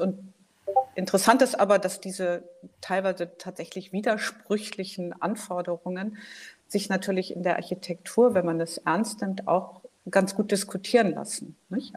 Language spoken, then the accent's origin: German; Hamburg, Germany; now in Berlin, Germany; Ich komme ursprünglich aus Hamburg, lebe aber schon lange in Berlin